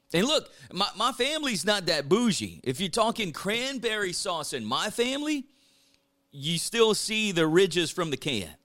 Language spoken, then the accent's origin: English; South Louisiana, United States; growing up in South Louisiana